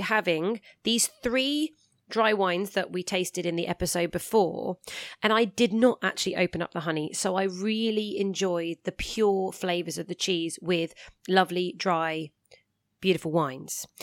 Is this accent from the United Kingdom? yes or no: yes; England, United Kingdom; I'm English